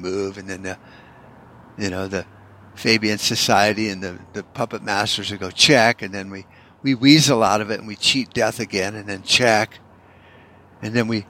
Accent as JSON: {"language": "English", "country": "United States", "said": "as an American"}